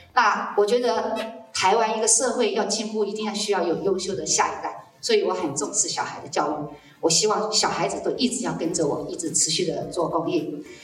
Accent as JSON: {"language": "Chinese", "town": "Guilin", "region": "Guangxi", "country": "China", "moved": "as an adult", "lives_now": "Taiwan", "said": "我来自啊最美丽的广西桂林"}